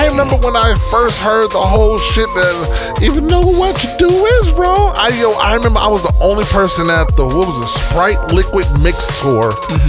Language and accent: English; Jamaica; moved away; I'm from Haiti. I'm Haitian. Everybody think I, you know, it's just like me growing up in Jamaica.